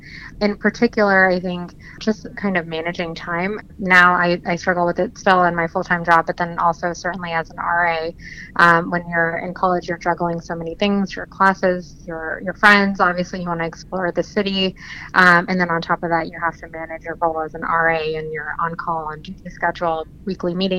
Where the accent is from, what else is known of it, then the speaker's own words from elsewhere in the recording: New Jersey, United States; also born or lived in New York; now in Washington, D.C., United States; I'm originally from South Jersey